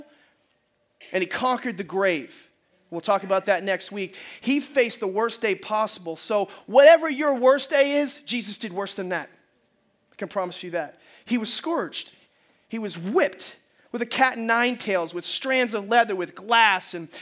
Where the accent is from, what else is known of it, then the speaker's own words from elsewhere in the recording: United States; we are as American Christians